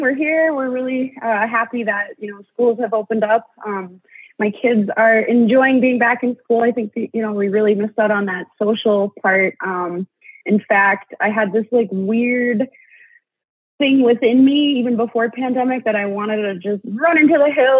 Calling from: Minnesota, United States; I'm Bear Clan, and I am phoning in from the Lake Vermilion Reservation, which is District 2 of the Boys Fort Band of Chippewa in northeastern Minnesota.

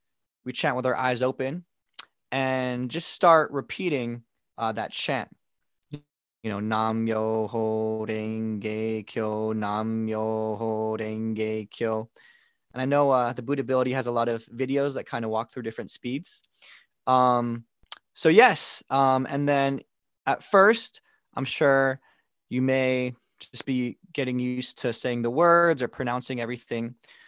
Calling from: Chandler, Arizona, United States; I'm joining in today from Chandler, Arizona, where I've been living for the past 3 years.

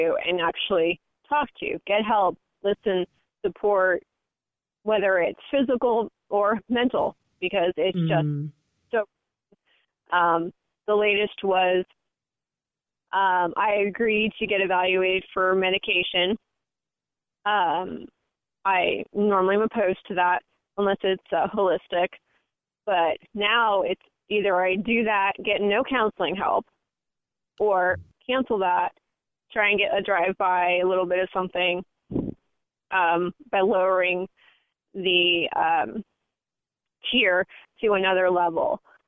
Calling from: Northern California, United States; I'm calling from Northern California.

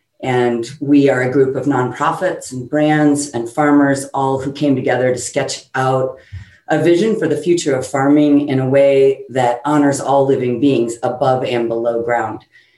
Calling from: California, United States; I'm zooming in from Northern California in Sonoma County

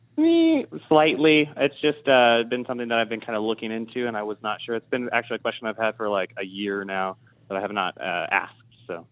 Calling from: Dripping Springs, Texas, United States; I'm calling from Dripping Springs outside of Austin, Texas

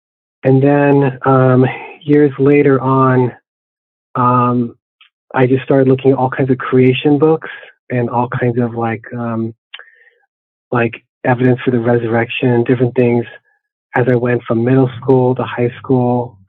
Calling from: San Jose, California, United States; I'm in the city of San Jose, California.

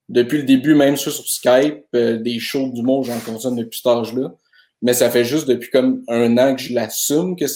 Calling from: Montreal, Quebec, Canada; Euh, moi, je suis de Verdun à Montréal.

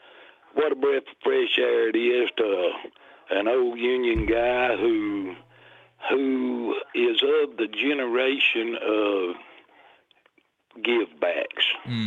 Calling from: Decatur, Alabama, United States; I'm calling from Decatur

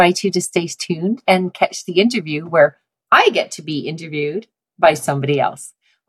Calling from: Calgary, Alberta, Canada; Calgary, Alberta.

